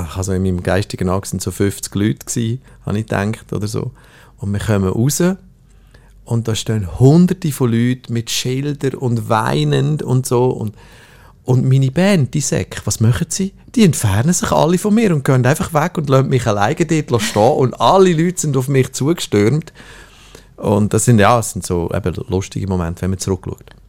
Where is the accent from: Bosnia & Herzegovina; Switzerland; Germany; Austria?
Switzerland; ich komme aus der Schweiz